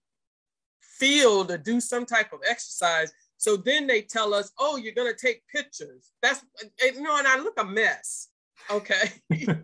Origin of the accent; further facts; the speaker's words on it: Largo, Florida, United States; I'm originally from Largo, Florida, the community of Ridgecrest